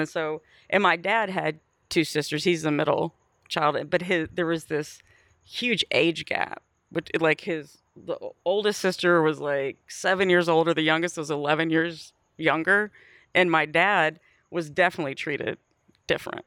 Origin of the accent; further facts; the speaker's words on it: Bay City, Texas, United States; moved away; also born or lived in Wharton, Texas / Austin, Texas; I grew up in Bay City, Texas